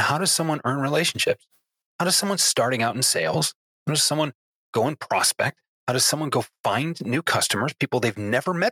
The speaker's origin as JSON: {"language": "English", "town": "Detroit", "region": "Michigan", "country": "United States", "said": "I'm proud to call myself a Detroiter"}